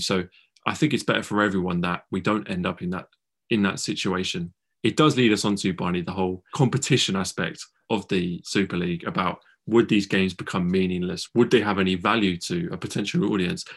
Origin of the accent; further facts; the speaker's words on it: England, United Kingdom; we're two English boys